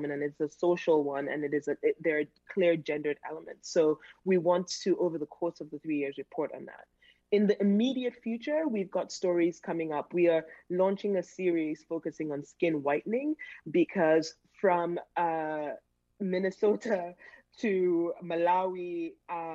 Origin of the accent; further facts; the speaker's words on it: Cameroon; I was born in Cameroon